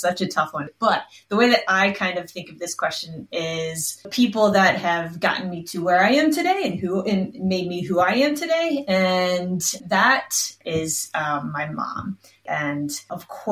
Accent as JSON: {"language": "English", "region": "Maryland", "country": "United States", "tie": "born or raised there", "also_born_or_lived": "Washington, D.C.", "moved": "as an adult", "lives_now": "New Zealand", "said": "I grew up right outside of Washington, D.C. in Maryland"}